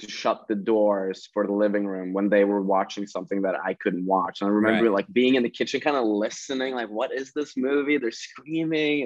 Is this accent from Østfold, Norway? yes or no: yes; Sarpsborg, Østfold, Norway; Norway. So like an hour outside of Oslo in a smaller town.